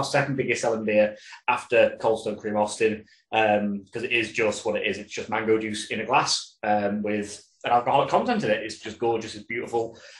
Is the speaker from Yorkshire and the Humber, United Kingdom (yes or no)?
yes; Yorkshire and the Humber, United Kingdom; I'm from Yorkshire myself